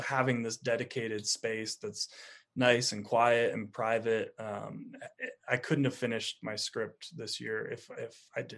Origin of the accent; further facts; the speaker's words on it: East Coast, United States; And when you're in something like the desert after growing up on the East Coast, it's like just mind blowing sometimes.